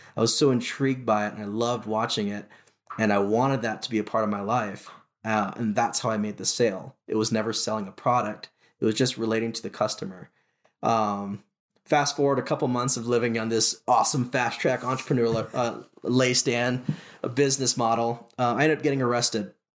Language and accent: English; Honolulu, Hawaii, United States; I was born and raised in Honolulu, Hawaii